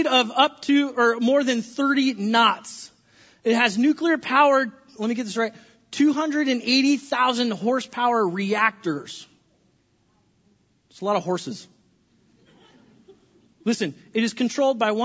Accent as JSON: {"language": "English", "region": "California", "country": "United States", "tie": "born or raised there", "said": "I grew up in California, and our state was always on fire"}